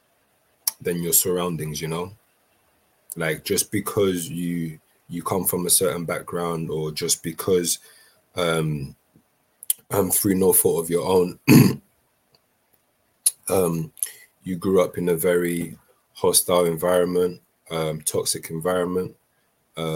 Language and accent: English; London, United Kingdom; also born or lived in Brazzaville, Republic of the Congo; me just growing up in London and what I've experienced. And I grew up in a time where, you know, knife crime was at its peak